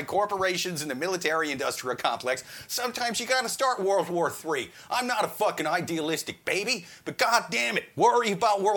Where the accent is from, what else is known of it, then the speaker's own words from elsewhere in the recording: Midwest, United States; I'm from the Midwest